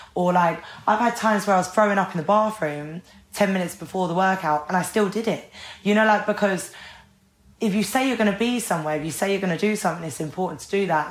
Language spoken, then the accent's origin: English; Ireland; I'm Irish.